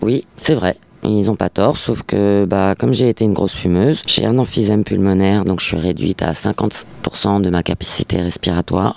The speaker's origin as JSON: {"language": "French", "town": "Paris", "region": "Île-de-France", "country": "France", "tie": "born or raised there", "moved": "as an adult", "said": "Je suis né et j'ai toujours vécu à Paris"}